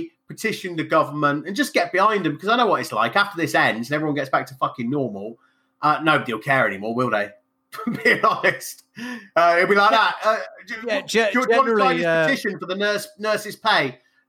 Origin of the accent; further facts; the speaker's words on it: England, United Kingdom; I'm English, but as you can see by the color of my skin, I'm not quite as English as you.